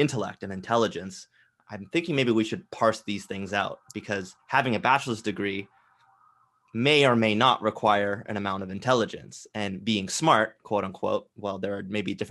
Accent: Canada; as a Canadian

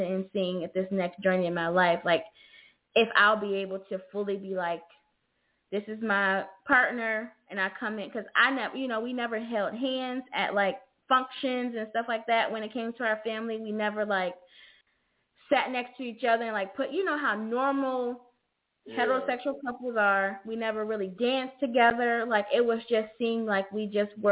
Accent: Ohio, United States; moved away; I'm originally from Ohio, so we went to my family's home

